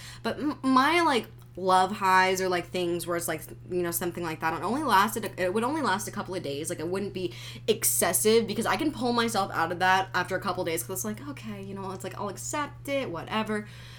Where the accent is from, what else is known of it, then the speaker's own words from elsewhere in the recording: Italy; I'm from Italy.